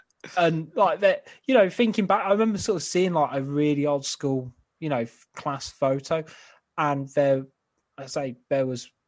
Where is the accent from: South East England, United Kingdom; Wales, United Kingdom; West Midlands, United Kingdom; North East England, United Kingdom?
West Midlands, United Kingdom; Codsall; I grew up in Codsall, so 3-4 miles down the road, is it?